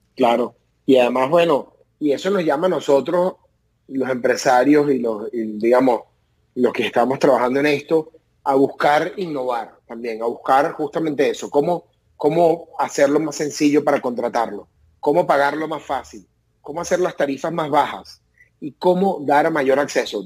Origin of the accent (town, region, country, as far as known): Venezuela; moved away as an adult; now in United States